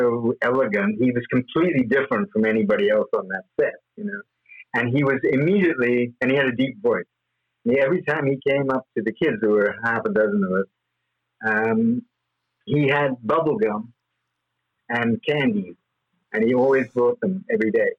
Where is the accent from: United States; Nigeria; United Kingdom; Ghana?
United Kingdom; London; moved away; also born or lived in Hong Kong; we went back to England, and I grew up in England, in London.